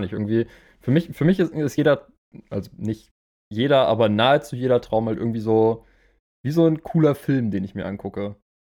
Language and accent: German; Germany; hier bei uns in Deutschland